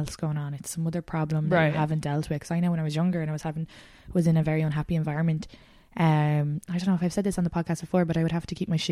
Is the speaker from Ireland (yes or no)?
yes; Ireland; moved away as an adult; now in New York, United States; depending on where I am in Ireland, but if I were back now in my hometown